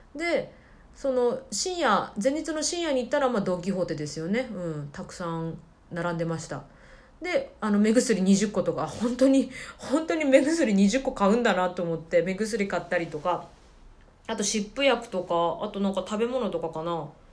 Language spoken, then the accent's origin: Japanese; Kyushu, Japan; moved away as an adult; now in Shenzhen, China; 私九州の出身なので